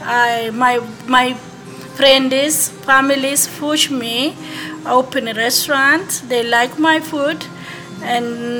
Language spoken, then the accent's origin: English; Ethiopia; moved away as an adult; now in Houston, United States; I'm coming from Ethiopia